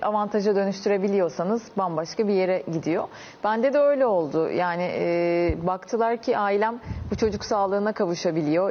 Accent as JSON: {"language": "Turkish", "region": "Çanakkale", "country": "Turkey", "tie": "born or raised there", "said": "Çanakkale doğumluyum."}